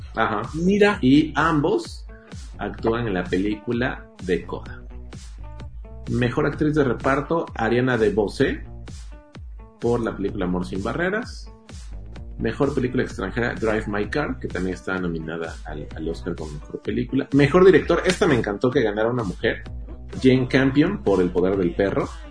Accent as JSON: {"language": "Spanish", "country": "Mexico", "said": "como mexicanos"}